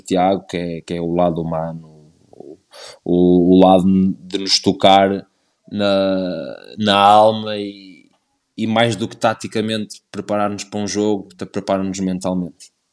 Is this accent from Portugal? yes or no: yes; Vila do Conde, Porto District, Portugal; o Rio Ave me marcou muito e é o clube da minha terra